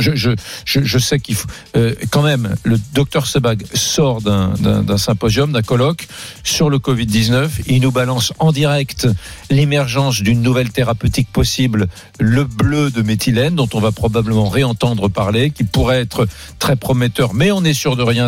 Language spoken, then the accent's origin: French; Nantes, Pays de la Loire, France; j'ai grandi à Nantes